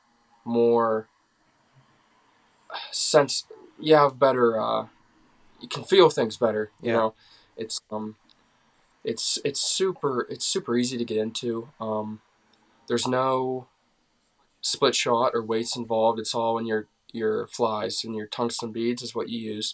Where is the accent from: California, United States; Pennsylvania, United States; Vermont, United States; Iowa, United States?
Pennsylvania, United States; Clearfield County, North Central; I'm from North Central PA, Clearfield County